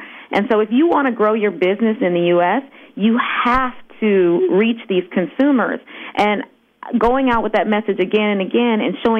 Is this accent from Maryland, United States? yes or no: no; Los Angeles, California, United States; growing up in Los Angeles, which is where I'm based, we have a thriving multicultural market here.